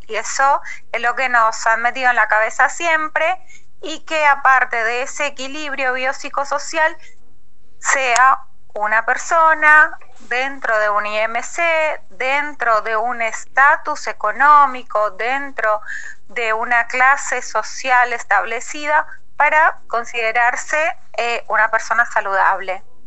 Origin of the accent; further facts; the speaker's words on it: Colombia; moved away; yo soy colombiana